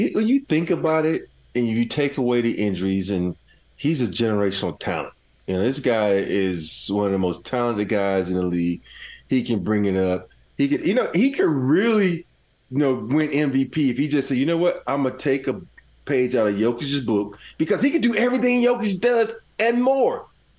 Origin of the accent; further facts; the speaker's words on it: Andalusia, Alabama, United States; moved away; my hometown, Andalusia